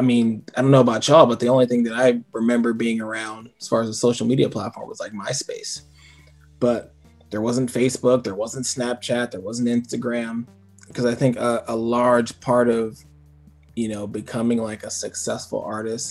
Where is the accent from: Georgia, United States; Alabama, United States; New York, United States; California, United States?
California, United States; Bay Area; growing up in the Bay Area, I was a little isolated too